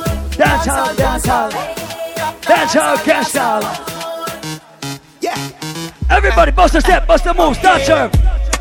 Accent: Jamaica; Hey, I am from Jamaica

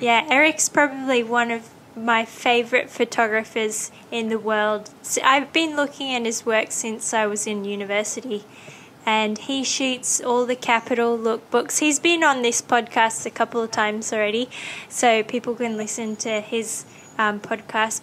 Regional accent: Australia; moved away; I grew up in Australia

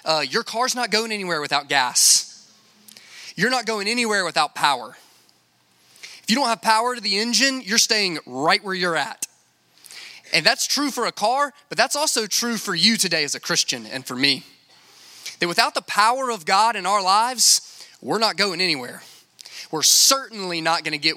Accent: Lake Charles, Louisiana, United States; I'm from Lake Charles, Louisiana

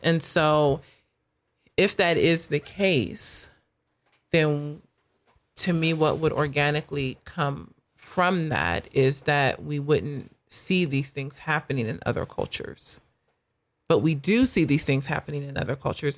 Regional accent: United States; I am proud to be an American. My subculture would be that I am African American, but, like, at the heart of it, I'm American

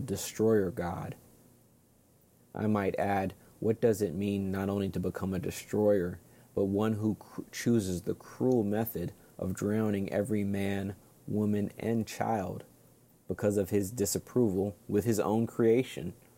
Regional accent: Hawaii, United States; moved away; also born or lived in Brooklyn, New York; I was born in Hawaii, which is known as the rainbow state

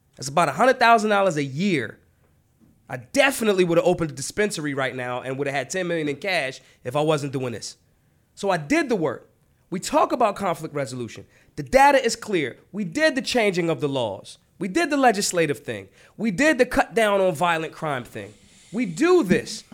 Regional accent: Philadelphia, Pennsylvania, United States; I'm from Philly

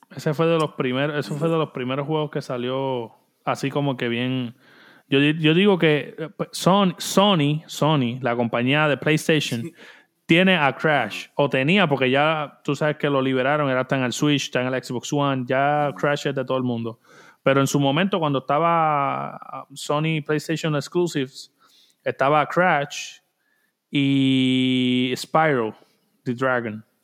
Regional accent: Puerto Rico; como puertorriqueño

